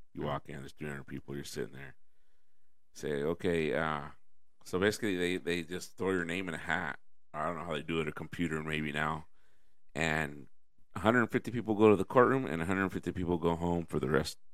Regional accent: Selma, California, United States; a guy I grew up with here in Selma

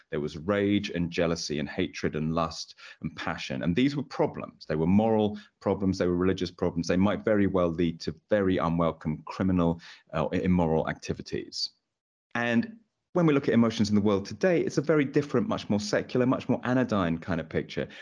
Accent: England, United Kingdom; as an English man myself

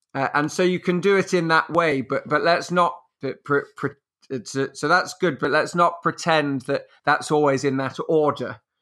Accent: England, United Kingdom; also born or lived in France; I'm English. I live in England

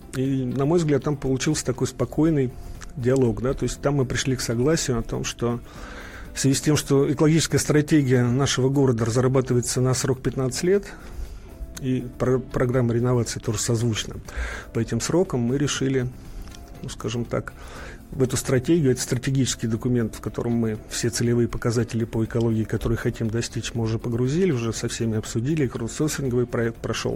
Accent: Moscow, Russia; Я просто сам москвич и четко понимаю и помню, в 67 году родился

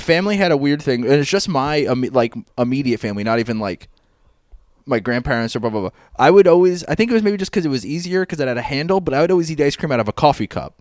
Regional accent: New York City, New York, United States; we are also both from Queens

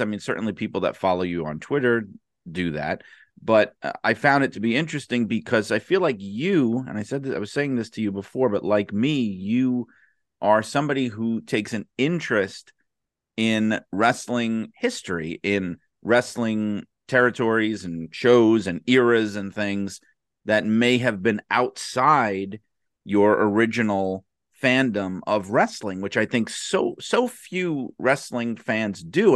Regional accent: New York City, New York, United States; my mother had this big, rowdy, crazy Brooklyn, New York, Italian family that essentially raised me

